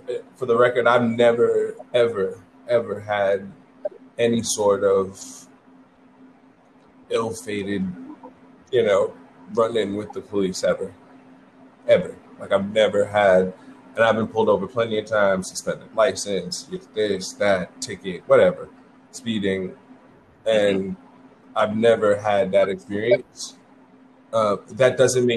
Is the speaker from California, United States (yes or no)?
no; New York City, New York, United States; I grew up in the Bronx, too. I grew up on the other side, though.